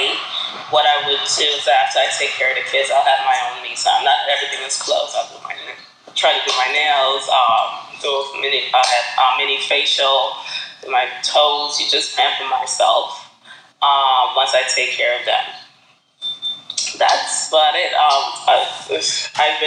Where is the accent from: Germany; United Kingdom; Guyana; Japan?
Guyana; also born or lived in Brooklyn, New York; now in New York City, United States; we're from Guyana